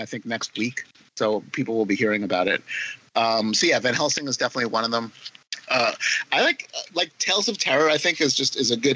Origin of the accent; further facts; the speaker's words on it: New York City, New York, United States; growing up in Queens, and we used to go to the World's Fairgrounds.